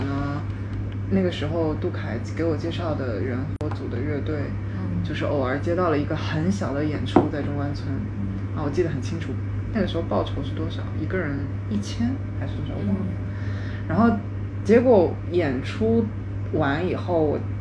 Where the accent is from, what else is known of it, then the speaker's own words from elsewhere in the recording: Shanghai, China; also born or lived in born abroad / Changping, Beijing; 后来因为我爸工作调上海，我得转学去上海嘛